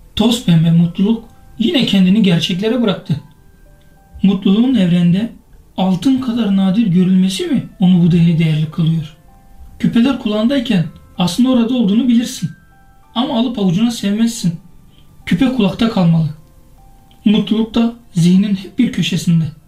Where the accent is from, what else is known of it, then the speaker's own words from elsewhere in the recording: Kızıltepe, Mardin, Turkey; moved away; Kızıltepe'nin yolunu tuttum. Ne de olsa doğup büyüdüğüm şehirde